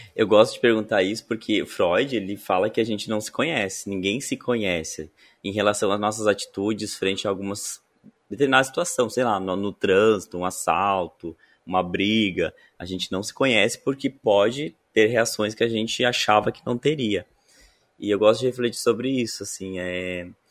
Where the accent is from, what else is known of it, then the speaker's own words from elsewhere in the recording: interior of Rio Grande do Sul, Brazil; sou do interior do Rio Grande do Sul